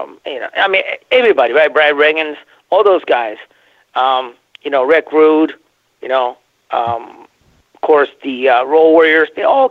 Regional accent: Japan; moved away; I was born in Japan

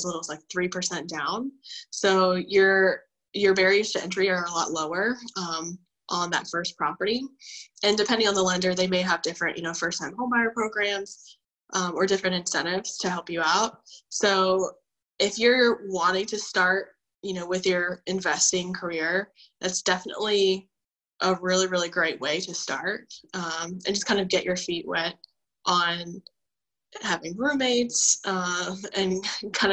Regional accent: Cary, North Carolina, United States; I'm originally from Cary, so I grew up in Cary.

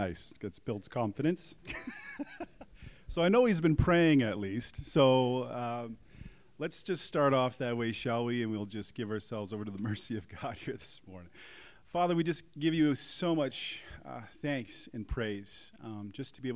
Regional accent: Calgary, Alberta, Canada; moved away as an adult; also born or lived in Prince Edward Island; now in Kelowna, Canada; I'm from Calgary

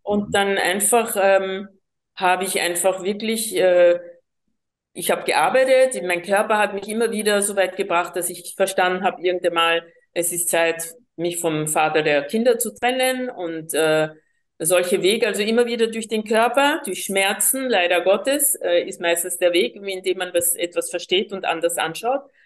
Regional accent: Colombia; first language Spanish; German is a second language; also born or lived in Vienna, Austria; now in Austria; ich bin gebürtige Kolumbianerin, war acht Jahre lang in Wien und habe hier die vier Hauptsprachen von Europa, Deutsch, Französisch, Englisch und eben Spanisch, meine Muttersprache, einfach von klein auf gelernt.

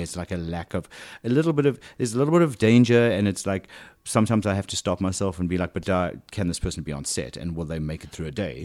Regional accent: South Africa; accent: South African; moved away as an adult; now in United States; when I first got to this country w, with even a stronger South African accent than I still have

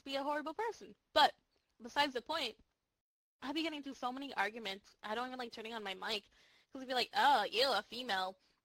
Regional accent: New Jersey, United States; accent: Jersey; I'm from Jersey. When I get angry, that accent really comes out

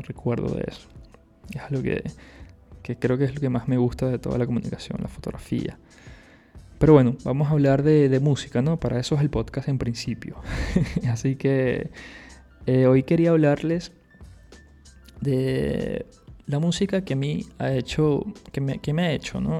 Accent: Caracas, Capital District, Venezuela; moved away as an adult; now in Barcelona, Spain; soy de Venezuela, soy de Caracas, allá estudié artes audiovisuales

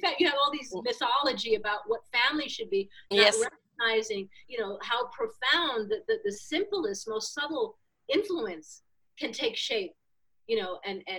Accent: New York City, New York, United States; moved away; also born or lived in Miami; I was raised in Manhattan in the 60s

